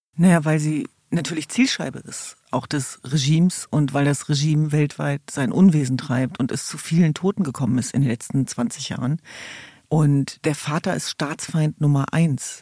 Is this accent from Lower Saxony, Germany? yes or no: yes; Hanover, Lower Saxony, Germany; ich komme aus Hannover-Linden